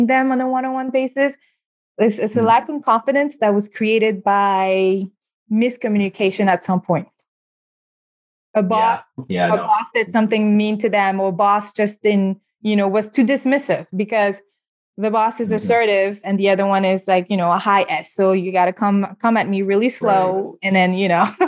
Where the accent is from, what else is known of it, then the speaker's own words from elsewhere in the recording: Senegal; moved away; originally I'm from West Africa and Senegal